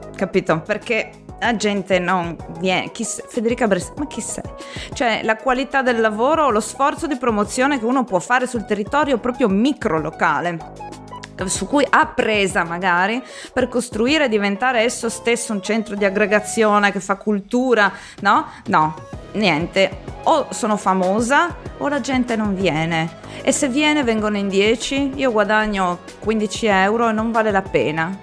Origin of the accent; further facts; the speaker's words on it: Trieste area, Friuli-Venezia Giulia, Italy; vengo dalla zona di Trieste